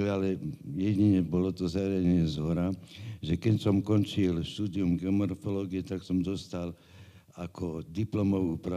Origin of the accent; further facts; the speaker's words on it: Bratislava, Bratislava Region, Slovakia; Ja som Bratislavčan rodom.